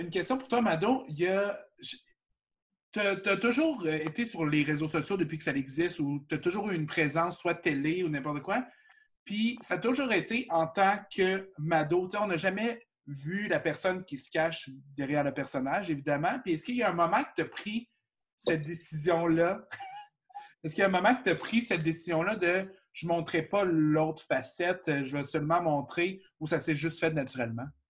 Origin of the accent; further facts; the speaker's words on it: Shawinigan, Quebec, Canada; Je viens de Shawinigan